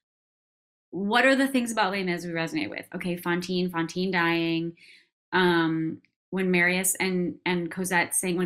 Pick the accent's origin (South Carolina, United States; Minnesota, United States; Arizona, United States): Minnesota, United States; moved away; I grew up in Minnesota. I'm not from there, but I grew up there